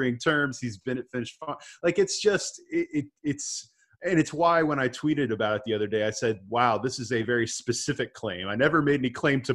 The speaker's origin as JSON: {"language": "English", "town": "Dallas", "region": "Texas", "country": "United States", "tie": "born or raised there", "said": "I grew up in Dallas"}